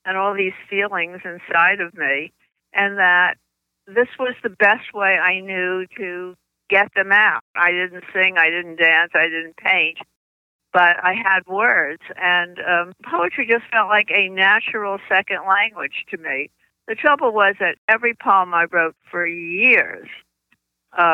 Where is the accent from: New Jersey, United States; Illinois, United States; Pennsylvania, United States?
New Jersey, United States; accent: New Jersey; moved away as an adult; now in Washington, D.C., United States; I not only grew up in New Jersey, but though I've lived in Washington, D.C. for 60 years, I still have my New Jersey accent